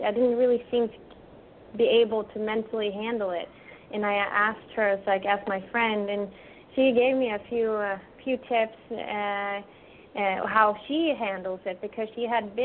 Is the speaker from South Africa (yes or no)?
no; Sweden; moved away; We grew up together in Sweden.